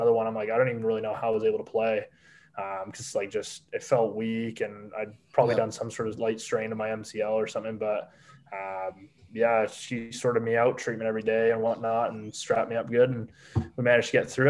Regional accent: Hamilton, Ontario, Canada; also born or lived in Wales; Mac's like my hometown school. I live in Ancaster, so it's 10 minutes down the road.

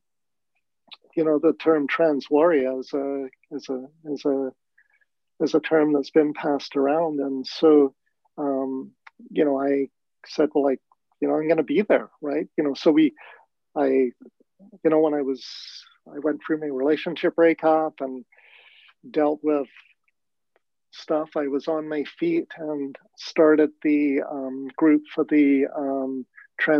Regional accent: London, United Kingdom; moved away; I was born in London, England. I was born into a racist, prejudiced environment

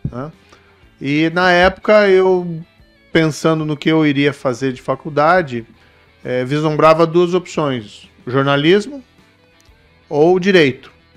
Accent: Maringá, Paraná, Brazil; moved away as an adult; Então eu nasci em Maringá, saí da cidade apenas ali aos 24 anos, é, definitivamente, né?

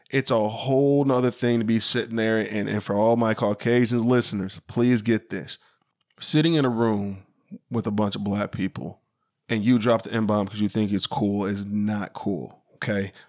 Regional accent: Sycamore, Illinois, United States; growing up in Sycamore, Illinois

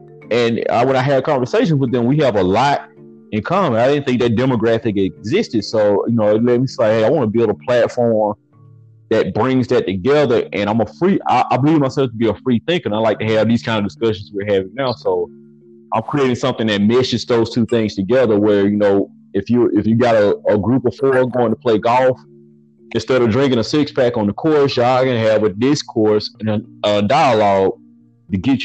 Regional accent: Birmingham, Alabama, United States; moved away as an adult; now in Atlanta, United States; I grew up in North Birmingham, Evergreen

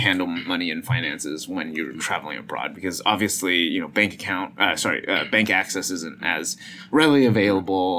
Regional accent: United States; us Americans

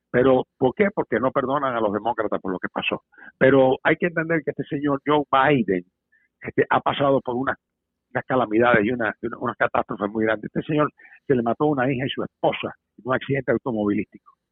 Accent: Cuba; now in United States; como buen americano que soy, porque somos, somos cubanos, somos puertorriqueños y somos americanos

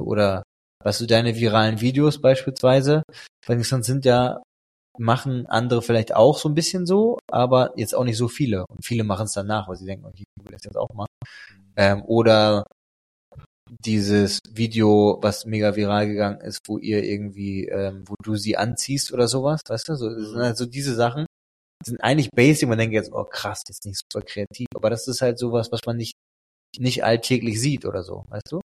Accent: Emden, Lower Saxony, Germany; moved away; in Emden, wo ich herkomme

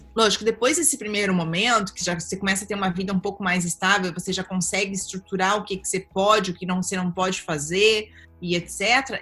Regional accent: Capão da Canoa, Rio Grande do Sul, Brazil; also born or lived in Osório; now in Europe; Eu nasci em Osório, mas sempre morei em Capão

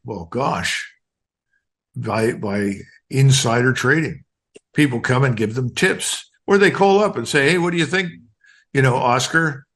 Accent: Philadelphia, Pennsylvania, United States; moved away; I grew up in North Philadelphia

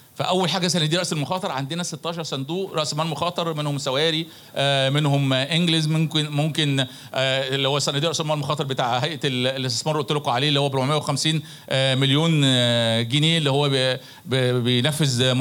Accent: Egypt; احنا مش ناقصنا اي حاجه كمصريين

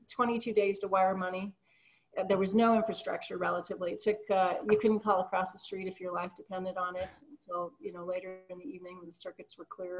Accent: Colorado, United States; I'm actually originally from Colorado

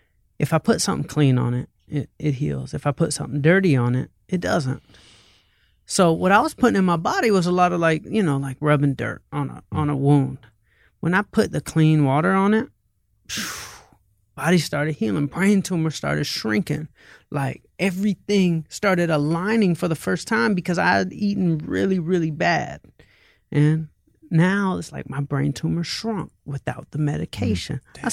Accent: the South, United States; And I'm from hip hop. I'm from the South.

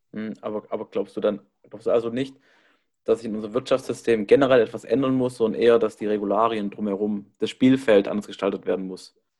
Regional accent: Baden-Württemberg, Germany; moved away; ich komme eigentlich aus Baden-Württemberg

